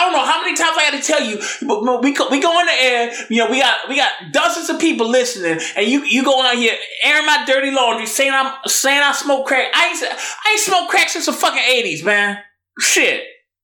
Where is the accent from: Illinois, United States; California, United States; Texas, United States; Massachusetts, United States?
California, United States; Inglewood; I'm from L.A. You know, originally, I'm from Englewood.